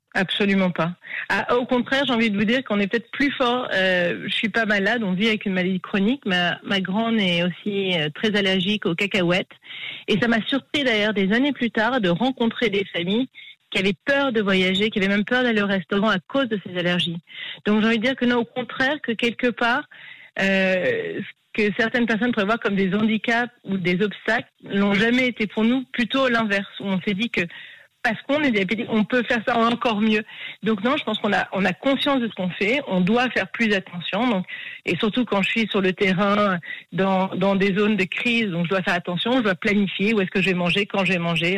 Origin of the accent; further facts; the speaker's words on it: Paris, Île-de-France, France; moved away as an adult; also born or lived in Costa Rica / Israel / United States; en grandissant à Paris